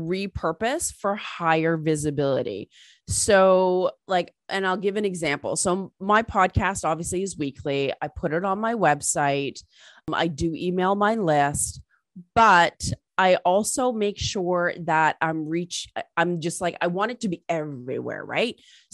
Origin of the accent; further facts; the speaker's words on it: England, United Kingdom; born there; because I was born in England and my family's British.